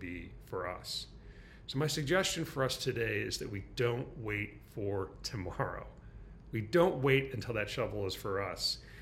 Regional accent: Michigan, United States; now in San Francisco, United States; my home state of Michigan, in the middle of Michigan

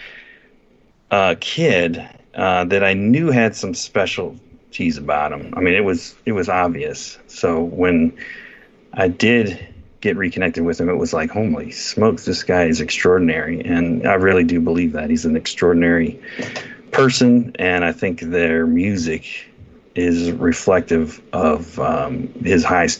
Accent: Northeast Ohio, United States; I grew up in Northeast Ohio

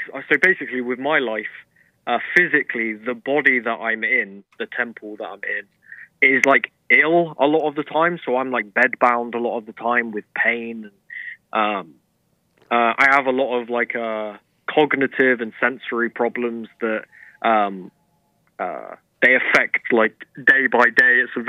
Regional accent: United Kingdom; But I'm British, right? But I always consider myself a wannabe American.

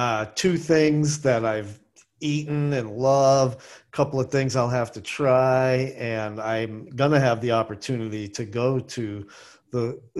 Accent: New England, United States; moved away; I grew up in New England.

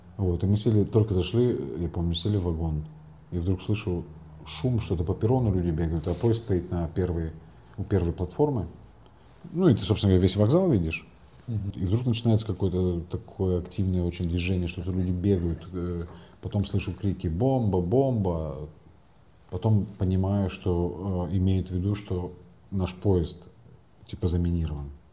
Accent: Crimea, Ukraine; moved away as an adult; now in Kyiv, Ukraine

